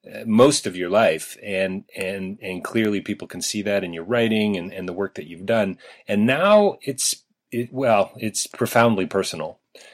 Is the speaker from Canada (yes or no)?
yes; Canada; I would think there's a problem with that with most of us Canadians